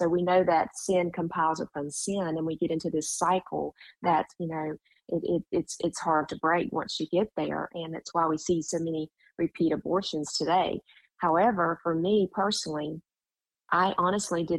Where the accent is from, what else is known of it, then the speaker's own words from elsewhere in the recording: Jacksonville, North Carolina, United States; now in Myrtle Beach, United States; I grew up in Jacksonville, North Carolina, which is a Marine base, Camp Lejeune